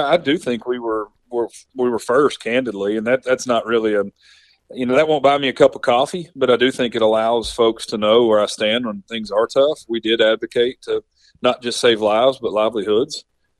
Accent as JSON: {"language": "English", "town": "Somerset", "region": "Kentucky", "country": "United States", "tie": "born or raised there"}